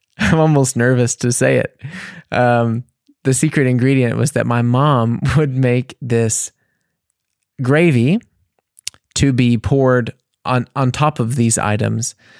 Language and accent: English; United States; for me as an American